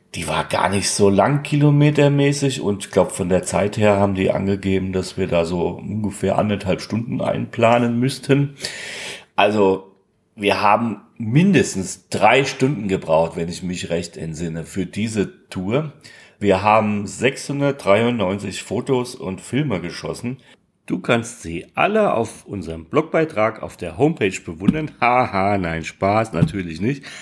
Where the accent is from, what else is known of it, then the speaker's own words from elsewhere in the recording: Darmstadt, Hesse, Germany; von meiner Heimatstadt ist, nämlich von Darmstadt